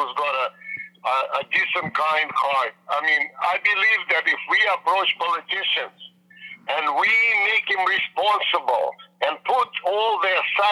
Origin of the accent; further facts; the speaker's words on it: Vancouver, British Columbia, Canada; I'm from Vancouver, Canada